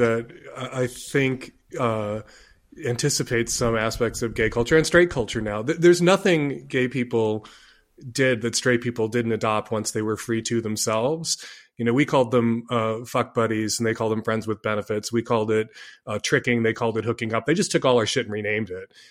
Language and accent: English; Chicago, Illinois, United States; I grew up in Chicago